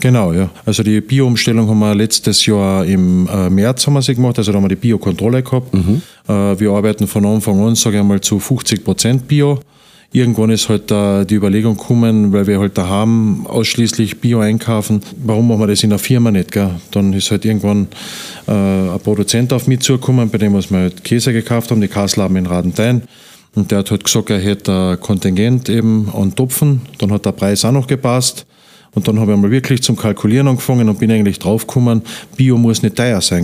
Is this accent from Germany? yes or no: no; Wernberg, Carinthia, Austria; also born or lived in Upper Styria; Ich bin äh, eigentlich geboren in der Obersteiermark. Mhm. Ja. Und mit sieben Jahren sind wir nachher, wie mein Vater gestorben ist, sind wir nach Kärnten gezogen mit meiner Mutter, weil meine Oma und meine Tante eben schon da waren und aufgewachsen halt da in Wernberg